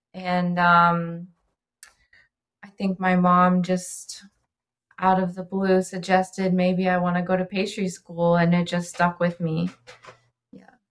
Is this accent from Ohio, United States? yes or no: yes; Oxford, Ohio, United States; now in Cincinnati, United States; I'm originally from Oxford. Ohio, and moved to Cincinnati for pastry school